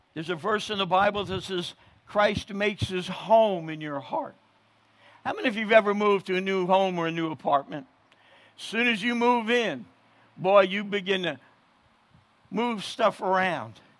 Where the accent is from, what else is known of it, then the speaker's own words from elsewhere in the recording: New Jersey, United States; I'm born and raised in New Jersey